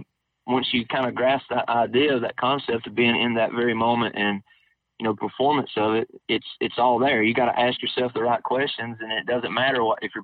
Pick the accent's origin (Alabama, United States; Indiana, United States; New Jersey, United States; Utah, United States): Alabama, United States; I'm from Alabama